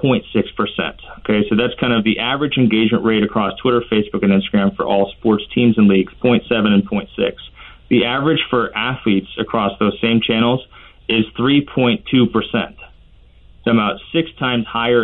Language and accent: English; Kansas City, Missouri, United States; I grew up in Kansas City